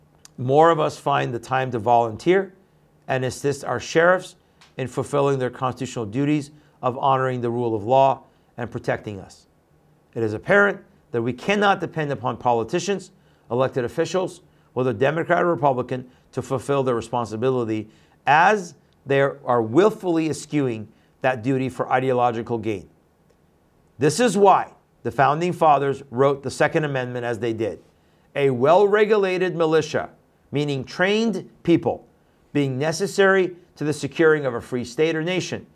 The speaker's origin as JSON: {"language": "English", "region": "Texas", "country": "United States", "tie": "born or raised there", "said": "That is especially the case here in my home state of Texas."}